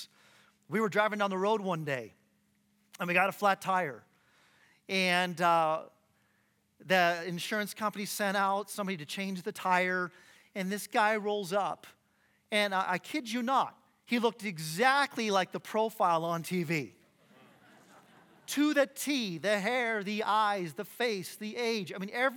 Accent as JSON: {"language": "English", "town": "Phoenix", "region": "Arizona", "country": "United States", "moved": "as an adult", "lives_now": "Boise, United States", "said": "I'm from Phoenix, Arizona. We moved here a couple years ago"}